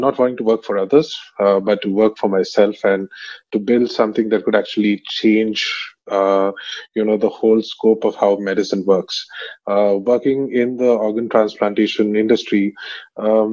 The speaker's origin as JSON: {"language": "English", "town": "Bangalore", "region": "Karnataka", "country": "India", "tie": "born or raised there", "also_born_or_lived": "Middle East / Vellore", "said": "I grew up in Bangalore"}